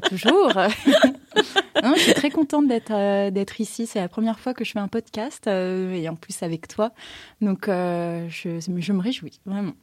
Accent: Paris, Île-de-France, France; moi, j'étais de Paris

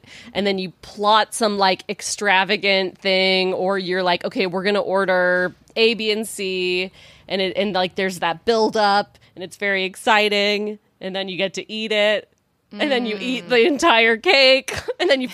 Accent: Texas, United States; moved away; I'm from Texas.

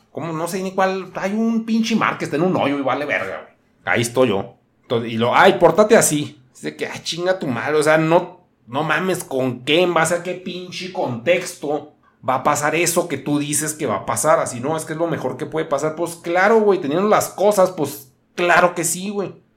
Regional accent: northern Mexico, Mexico; yo también soy un mexicano

